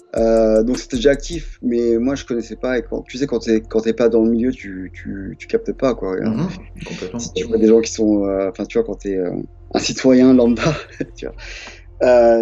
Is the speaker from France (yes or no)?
yes; France; moved away as an adult; also born or lived in United States / Sacramento, California / Montpellier / Paris; now in New York, United States; je suis franco-américain, donc je suis mmh. né aux États-Unis, mais j'ai grandi en France